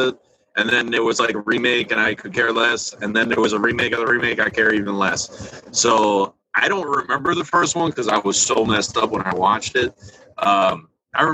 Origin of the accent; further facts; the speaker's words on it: New York, United States; accent: New York; also born or lived in Florida; I sound like I'm from New York